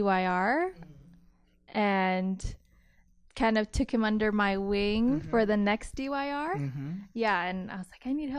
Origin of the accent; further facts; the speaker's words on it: Philippines; But because I'm Filipino.